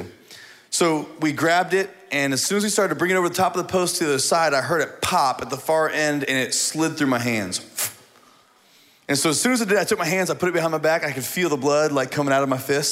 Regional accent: Indiana, United States; moved away; I grew up in Indiana on a farm

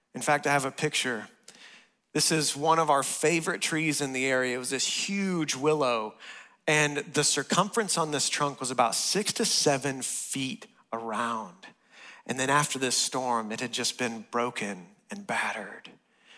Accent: West Texas, United States; moved away; I grew up in West Texas, and I'm used to tornadoes

